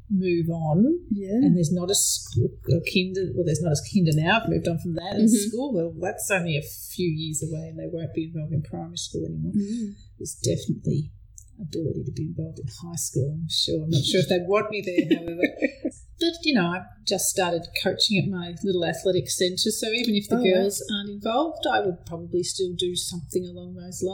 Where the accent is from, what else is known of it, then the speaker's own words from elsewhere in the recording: Benambra, Victoria, Australia; also born or lived in Shepparton; I grew up in a little town called Benambra